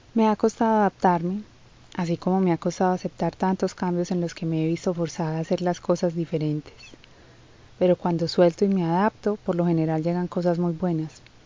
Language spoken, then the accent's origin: Spanish; Colombia; como decimos en mi país, guadua